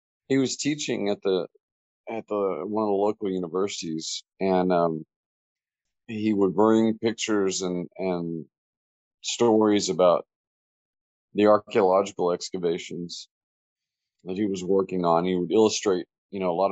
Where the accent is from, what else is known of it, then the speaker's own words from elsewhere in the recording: Merkel, Texas, United States; also born or lived in Abilene, Texas; Born in Abilene, raised in Merkel